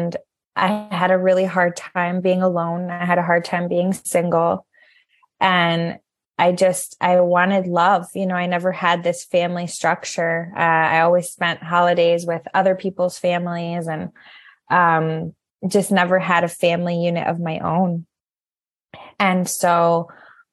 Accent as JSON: {"language": "English", "region": "Connecticut", "country": "United States", "tie": "born or raised there", "also_born_or_lived": "New York / Colorado / Puerto Rico", "moved": "as an adult", "said": "We both grew up in Connecticut"}